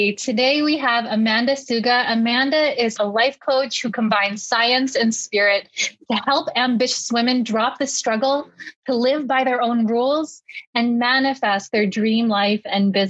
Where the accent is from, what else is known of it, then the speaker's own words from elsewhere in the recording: Philippines; being Filipino